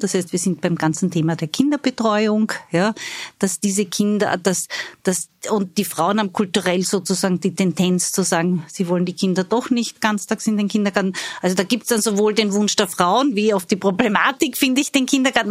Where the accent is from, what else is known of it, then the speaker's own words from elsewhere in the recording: Styria, Austria; moved away; Ich bin Steirerin